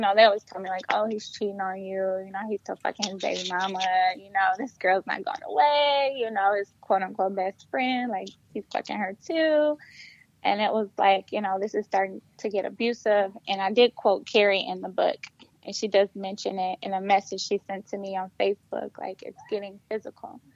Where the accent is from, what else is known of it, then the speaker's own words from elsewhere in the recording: Flint, Michigan, United States; moved away as an adult; also born or lived in Detroit, Michigan; I am from Flint, Michigan. I also went to Flint Central